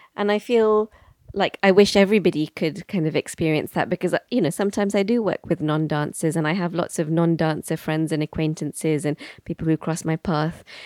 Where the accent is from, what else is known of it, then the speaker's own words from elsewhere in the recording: Bristol, South West England, United Kingdom; also born or lived in London; I was born in London and I spent my first five years living in East London. And then at the age of five, we moved to Bristol